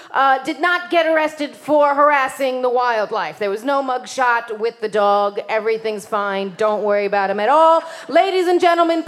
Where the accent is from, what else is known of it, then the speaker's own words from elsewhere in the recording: New York, United States; I'm from Queens